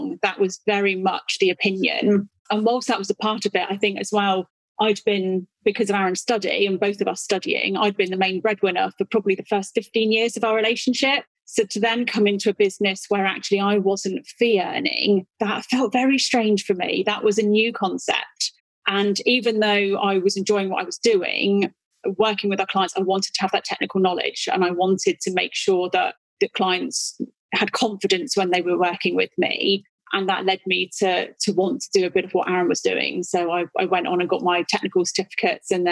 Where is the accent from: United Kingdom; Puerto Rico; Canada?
United Kingdom; Devon, South West England; I'm born and bred Devonshire girl through and through.